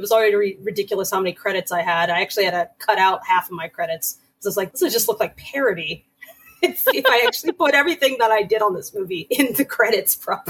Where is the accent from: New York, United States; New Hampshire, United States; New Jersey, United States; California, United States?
New Hampshire, United States; Nashua; moved away; also born or lived in Los Angeles; Yeah, I'm from New Hampshire.